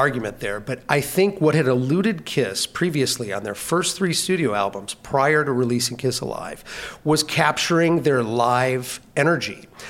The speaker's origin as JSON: {"language": "English", "region": "Minnesota", "country": "United States", "tie": "born or raised there", "also_born_or_lived": "California", "said": "I moved to Minnesota in 1976 from California, so I grew up on a diet"}